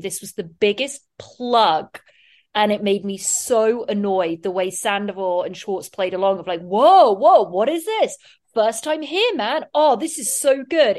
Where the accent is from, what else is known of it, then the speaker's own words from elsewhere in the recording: England, United Kingdom; now in United States; being an English person